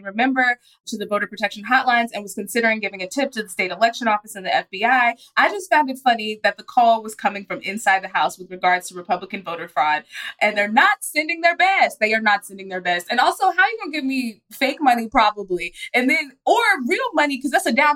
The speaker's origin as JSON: {"language": "English", "town": "Dallas", "region": "Texas", "country": "United States", "said": "I'm from Dallas"}